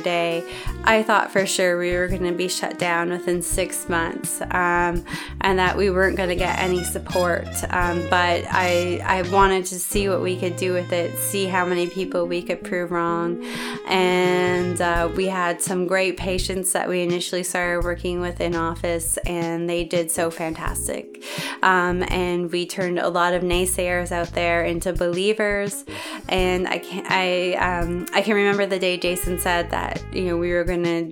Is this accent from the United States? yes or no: no; Canada; I am Canadian